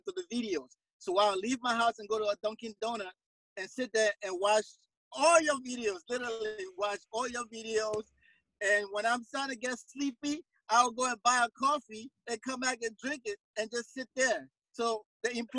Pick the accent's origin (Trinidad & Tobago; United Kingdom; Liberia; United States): Liberia; Monrovia, Montserrado; moved away; I'm from Monrovia, Liberia, which is in West Africa. So I'm an immigrant to this country